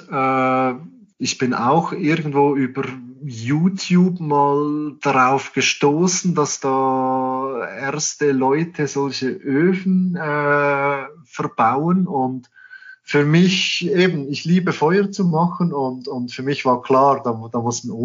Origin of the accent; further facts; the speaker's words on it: Switzerland; für uns als, als Schweizer und ich glaube allgemein als Europäer ist die Panamericana halt sehr angenehm.